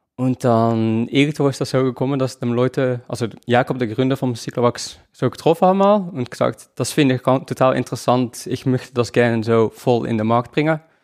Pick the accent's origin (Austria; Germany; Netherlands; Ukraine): Netherlands; now in Switzerland; Also, ich lebe in der Schweiz, ich komme aus den Niederlanden